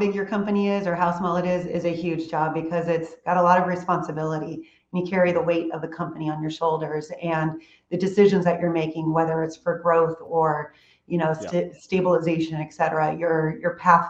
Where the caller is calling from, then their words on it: Houston, Texas, United States; I am dialed in from Houston, Texas. So it's nice and hot, and we're having a sizzling summer, and it's good.